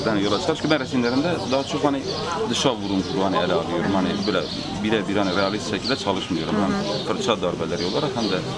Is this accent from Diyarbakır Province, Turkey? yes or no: yes; Diyarbakır Province, Turkey; Diyarbakırlıyım evet Diyarbakırlıyım. E, bizim köyümüz var.